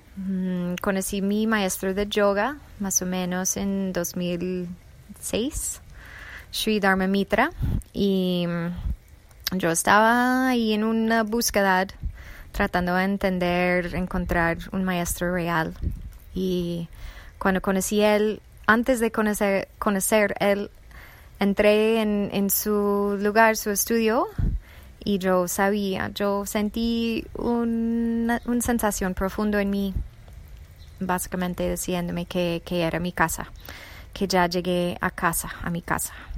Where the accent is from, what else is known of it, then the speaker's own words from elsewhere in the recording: United States; Spanish is a second language; moved away; also born or lived in Colombia; soy originalmente de Estados Unidos